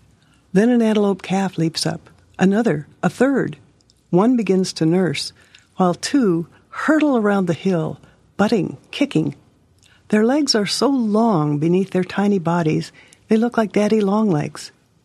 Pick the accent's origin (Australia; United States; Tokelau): United States; Hermosa, South Dakota